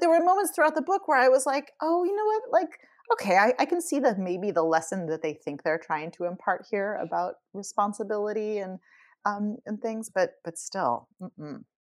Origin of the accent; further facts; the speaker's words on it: California, United States; as a kid growing up in California